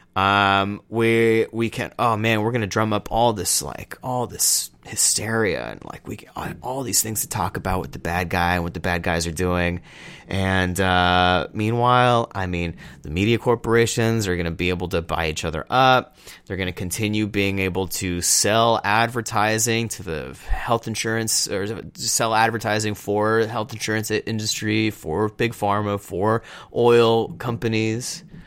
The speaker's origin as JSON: {"language": "English", "region": "Texas", "country": "United States", "said": "I'm from Texas"}